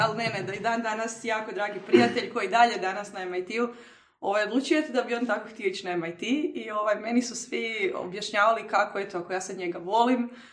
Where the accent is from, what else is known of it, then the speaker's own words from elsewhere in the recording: Croatia; moved away as an adult; ja, ono, iz Hrvatske sam studiram